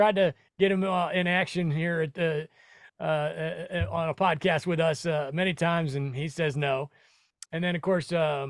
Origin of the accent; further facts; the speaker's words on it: Nebraska, United States; now in Florida, United States; I'm originally from Nebraska, you know, and flip-flops in February is not a bad gig.